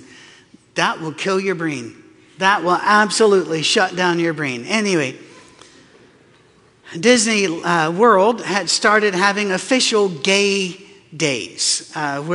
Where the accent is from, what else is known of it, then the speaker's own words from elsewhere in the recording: Scotland, United Kingdom; moved away; also born or lived in North Carolina; I'm from Scotland.